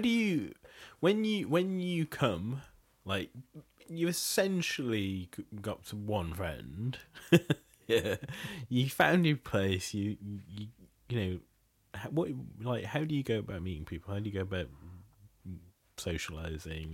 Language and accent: English; Bangladesh; moved away; I'm originally from Bangladesh